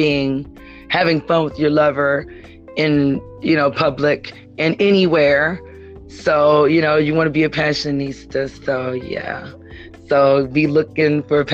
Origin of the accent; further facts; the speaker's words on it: Ferguson, Missouri, United States; I grew up in Ferguson, and you know that's like right next door